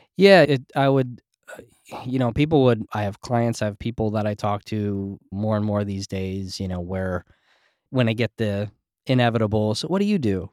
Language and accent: English; New Jersey, United States; also born or lived in New York; I grew up in Jersey and in New York and very scene areas